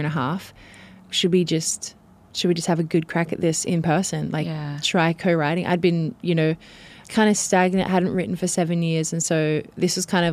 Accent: Australia; moved away as an adult; also born or lived in Sydney; now in United States; I'm so Australian.

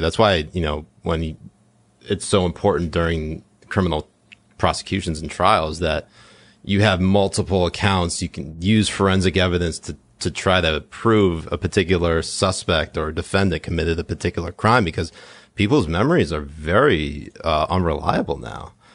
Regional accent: New England, United States; I grew up in New England

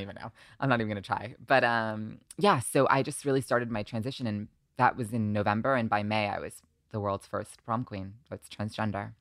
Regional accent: Short Hills, New Jersey, United States; moved away as an adult; also born or lived in Long Island, New York; now in Los Angeles, United States; when I was seven, I moved to New Jersey

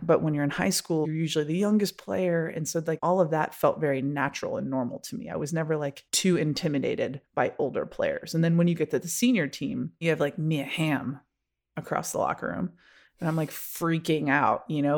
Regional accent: Rochester, New York, United States; moved away; grew up in Rochester, New York

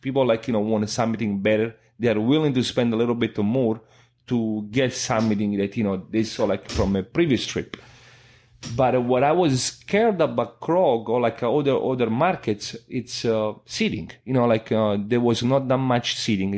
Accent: Italy; English is a second language; moved away as an adult; now in United States; when I go in Italy, you know, press the button, you're Italian again

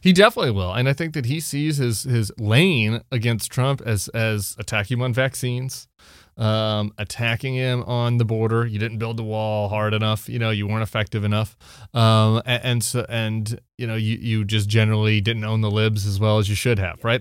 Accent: Colorado, United States; I'm from Colorado.

